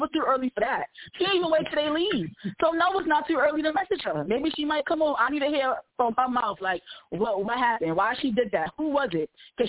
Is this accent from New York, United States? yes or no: yes; New York, United States; I'm from New York, and girls set up people all the time.